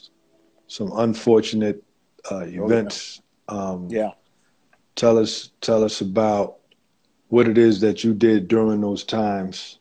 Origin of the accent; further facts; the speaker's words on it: Georgetown, Guyana; of Guyanese descent. I is a GT Bana.